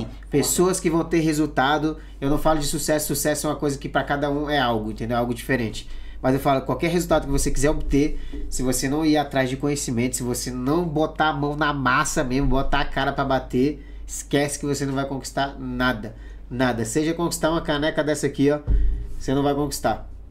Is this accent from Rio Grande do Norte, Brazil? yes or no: no; Pará, Brazil; moved away as an adult; now in Spain; é lá na minha cidade, lá no Pará